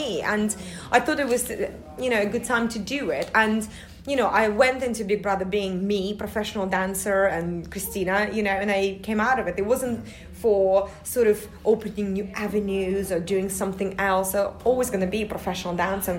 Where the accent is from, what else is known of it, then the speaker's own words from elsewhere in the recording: Russia; also born or lived in United States; now in United Kingdom; I am from Russia, even though I feel like, you know, it's always going to be, obviously, my motherland, but I lived in America for about 9 years before I moved to the UK